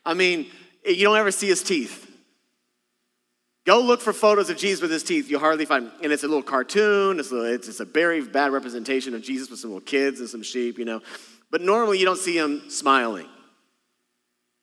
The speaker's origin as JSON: {"language": "English", "region": "Texas", "country": "United States", "moved": "yes", "said": "I'm from Texas originally"}